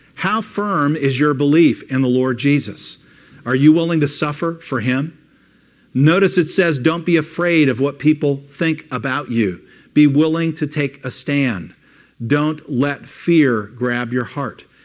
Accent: United States; As an American Christian

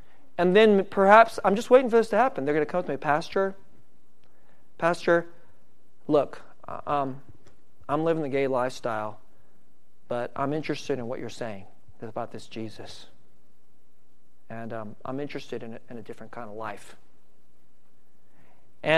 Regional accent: San Francisco Bay Area, California, United States; I'm from the San Francisco Bay Area

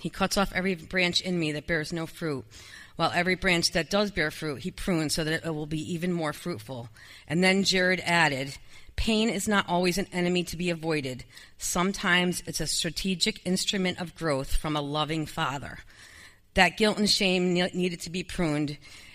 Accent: Danbury, United States; we moved to my hometown, Danbury, the house I grew up in.

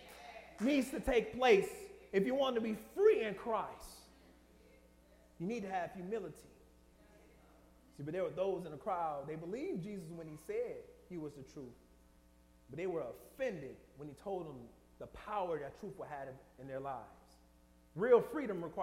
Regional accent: Detroit, Michigan, United States; moved away; I'm from Detroit

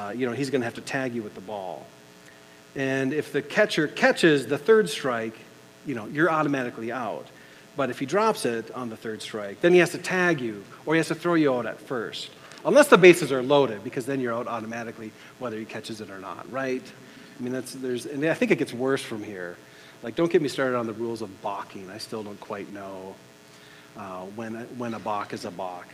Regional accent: United States; as an American, on the 4th of July here

